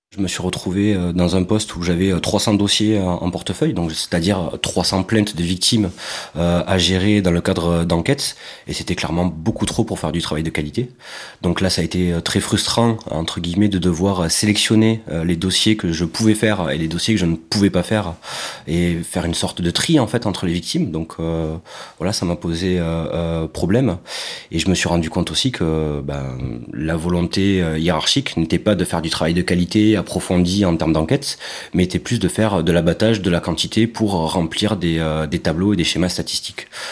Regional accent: Carcassonne, Occitania, France; J'ai grandi à Carcassonne, dans le sud de la France

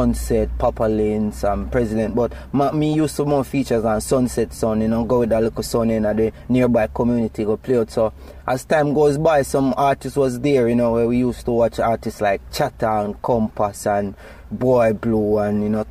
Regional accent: Springfield, Saint Mary, Jamaica; I was born in St. Mary in a little district called Springfield, you know, along Guy's Hill

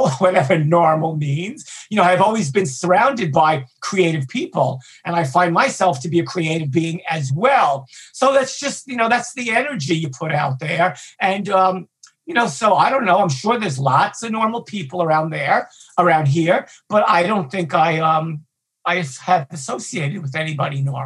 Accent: New York City, New York, United States; I grew up in Brooklyn, Hispanic, gay.

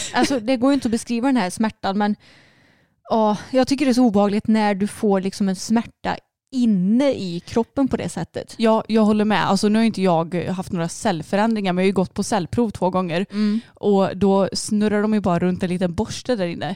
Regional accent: Småland, Sweden; accent: Småländska

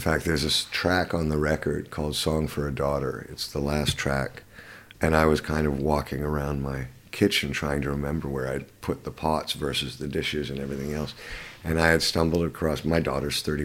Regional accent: Canada; also born or lived in London, United Kingdom; now in Los Angeles, United States; I grew up in Canada.

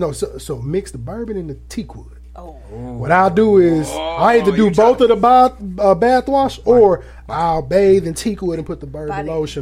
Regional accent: Aurora, Illinois, United States; moved away; Because I'm from Aurora, Illinois, which is by Chicago.

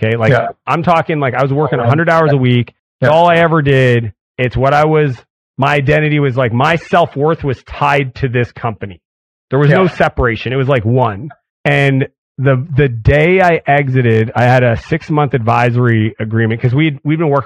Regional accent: Canada; I'm Canadian

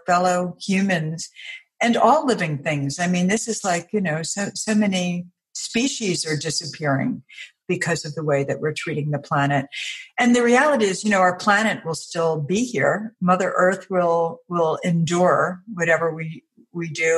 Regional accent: New York, United States; also born or lived in Chicago / Washington, D.C.; now in Virginia, United States; I live in Virginia now. I grew up in New York, and then I lived in Chicago and then Washington, D.C.

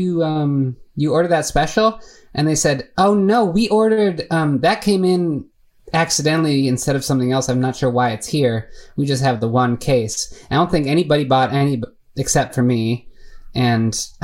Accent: Chicago, Illinois, United States; moved away as an adult; also born or lived in San Francisco; I'm from Chicago

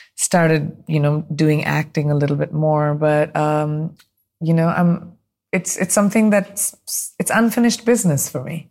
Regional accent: India; moved away; as an Indian

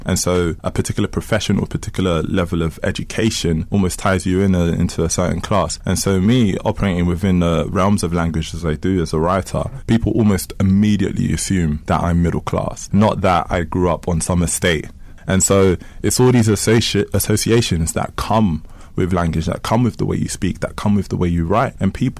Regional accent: Kinshasa, DR Congo; now in United Kingdom; I am from Kinshasa, Congo. I was born in Congo. I came to the UK with my family as refugees. I am of African descent. I'm African.

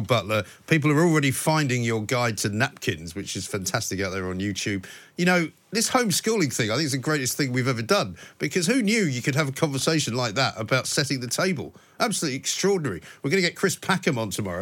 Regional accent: England, United Kingdom; moved away as an adult; also born or lived in United States; I was born and brought up in England

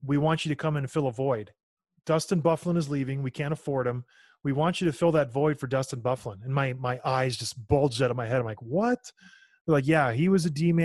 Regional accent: Edmonton, Alberta, Canada; moved away; Edmonton's my hometown.

